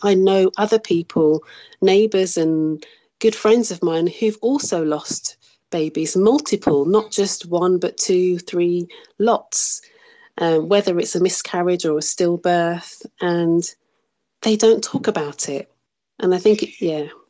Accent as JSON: {"language": "English", "town": "Birmingham", "region": "West Midlands", "country": "United Kingdom", "tie": "born or raised there", "also_born_or_lived": "South Africa", "moved": "as an adult", "said": "I was born and raised in Birmingham, which is in the centre of England"}